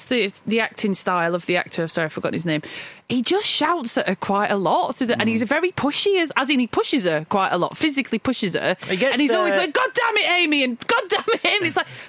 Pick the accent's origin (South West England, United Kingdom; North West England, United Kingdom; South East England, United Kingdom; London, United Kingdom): North West England, United Kingdom; Lancashire; we are from Lancashire.